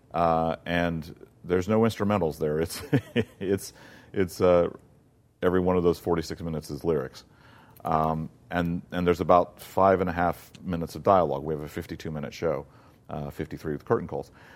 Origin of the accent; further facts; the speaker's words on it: South Mississippi, United States; moved away; also born or lived in Florida / Virginia; growing up in South Mississippi